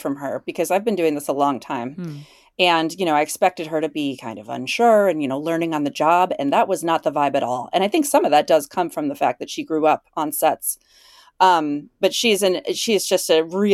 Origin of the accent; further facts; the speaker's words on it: Illinois, United States; moved away as an adult; also born or lived in Chicago / Minneapolis; where I grew up in Illinois